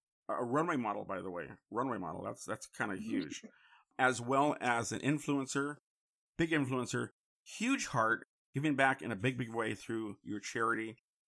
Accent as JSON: {"language": "English", "town": "San Francisco", "region": "California", "country": "United States", "tie": "born or raised there", "moved": "yes", "lives_now": "Los Angeles, United States", "said": "I grew up in the city. I know it very well. I used to love the fog. But I got tired of the fog and came to L.A., and now I miss it."}